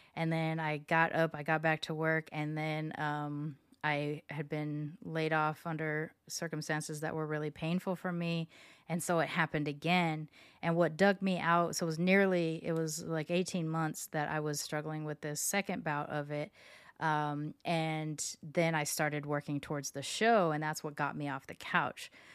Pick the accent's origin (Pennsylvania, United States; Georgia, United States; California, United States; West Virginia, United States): California, United States; Long Beach; moved away as an adult; now in Houston, United States; my high school and my hometown, Long Beach